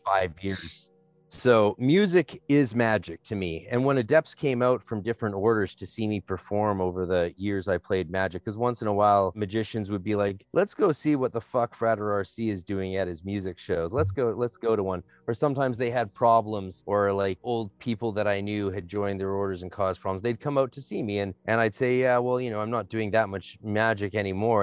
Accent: North Vancouver, British Columbia, Canada; I'm from North Vancouver

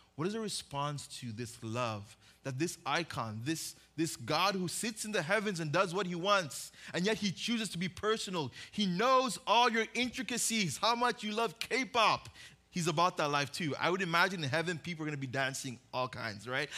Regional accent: Uganda; also born or lived in Oxnard, California, United States; now in Westlake, United States; I was born in Oxnard, grew up in Uganda.

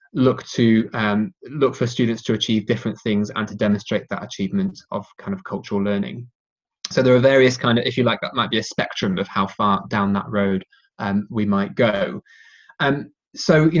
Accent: England, United Kingdom; my hometown in England

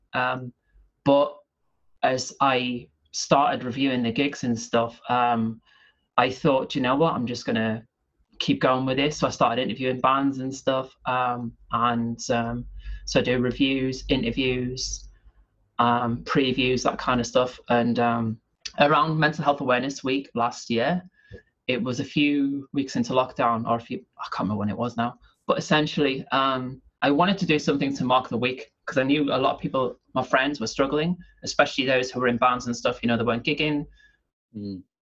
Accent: the North East, North East England, United Kingdom; also born or lived in near Manchester (between Stockport and Glossop); now in near Manchester, United Kingdom; I'm from the Northeast originally

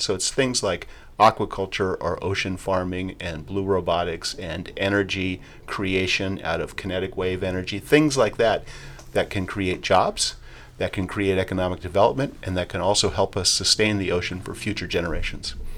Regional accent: Los Angeles, California, United States; I was born and raised here in the harbor area

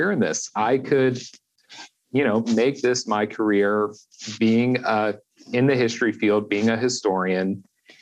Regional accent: just outside of Philadelphia, Pennsylvania, United States; I'm originally from just outside of Philadelphia, Pennsylvania. So I grew up surrounded by history.

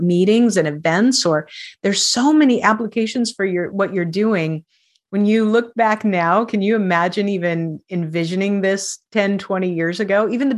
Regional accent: Spokane, Washington, United States; We are a global society now, even when I came from Spokane, Washington.

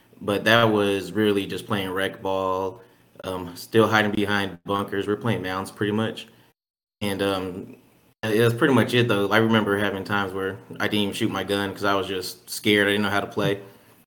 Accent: Killeen, Texas, United States; I'm from Killeen, Texas

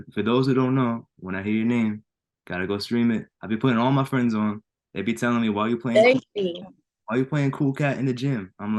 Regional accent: Jersey City, New Jersey, United States; Jersey straight up.

